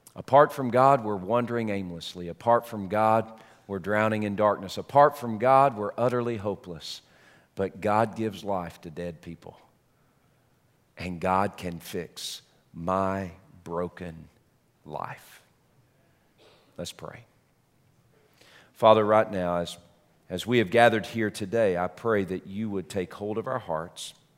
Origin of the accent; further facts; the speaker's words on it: United States; being born here and being raised here